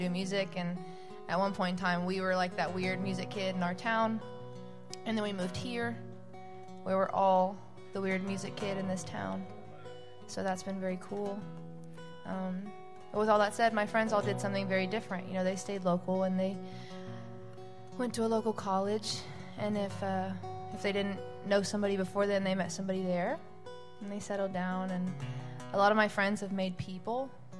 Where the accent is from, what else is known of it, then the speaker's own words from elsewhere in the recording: Oklahoma, United States; So I grew up in Oklahoma, you guys. Any Okies?